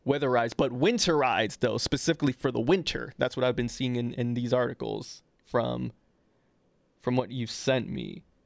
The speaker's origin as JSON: {"language": "English", "country": "Trinidad & Tobago", "said": "I'm Trinidadian"}